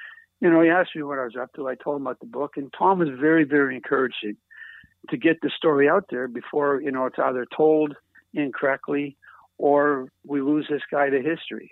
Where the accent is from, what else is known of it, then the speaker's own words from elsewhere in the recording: East Coast, Atlantic Canada, Canada; moved away; I'm from the East Coast.